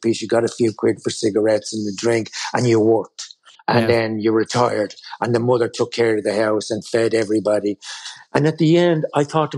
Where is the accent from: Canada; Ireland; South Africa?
Ireland; we as Irish people or as Catholics